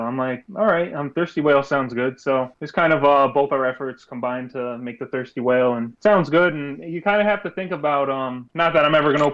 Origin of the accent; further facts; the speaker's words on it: United States; also born or lived in Woodbury, Connecticut; I'm definitely American, and I live in Connecticut in a small town called Woodbury